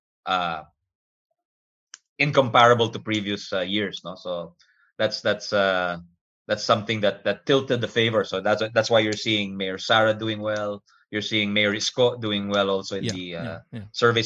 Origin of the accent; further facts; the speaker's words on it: Philippines; I'm from the Philippines